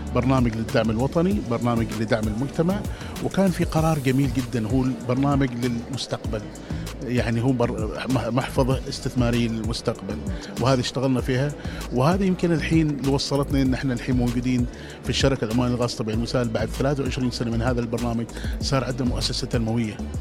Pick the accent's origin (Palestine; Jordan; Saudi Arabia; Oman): Oman; احنا كعمانيين